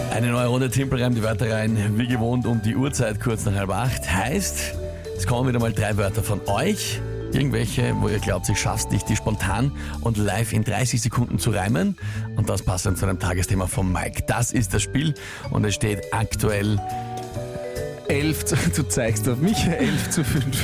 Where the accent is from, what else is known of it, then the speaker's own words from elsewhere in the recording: Vienna, Austria; Und ich komme aus Wien.